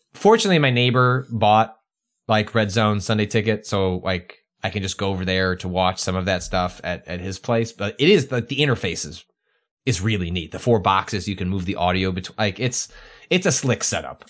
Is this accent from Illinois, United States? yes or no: yes; Chicago, Illinois, United States; moved away as an adult; also born or lived in San Francisco; we left Chicago